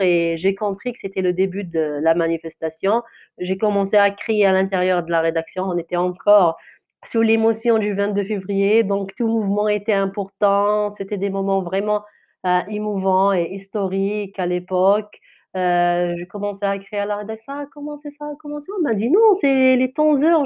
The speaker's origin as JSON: {"language": "French", "region": "Kabylie", "country": "Algeria", "first_language": "Kabyle", "second_language": "French", "said": "ma langue maternelle, c'est amazir, c'est de kabyle, algérien"}